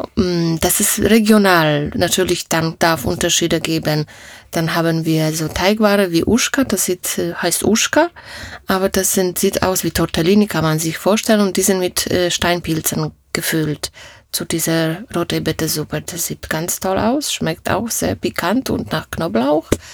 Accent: Opole, Opole Voivodeship, Poland; first language Polish; German is a second language; moved away as an adult; now in Germany; ich komme aus, aus Oberschlesien, sagt man heute, ja. Oberschlesien, das war Opole. Ich bin in Deutschland schon 35 Jahre. Da war ich 20 Jahre alt, da kam ich nach Deutschland.

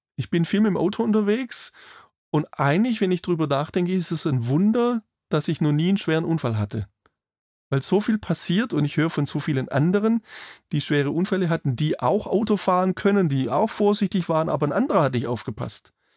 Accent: Germany; bei uns in Deutschland

